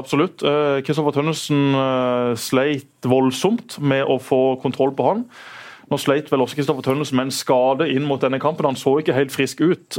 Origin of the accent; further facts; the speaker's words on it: Søgne, Agder, Norway; Jeg bodde da i Vige og i Hummerviga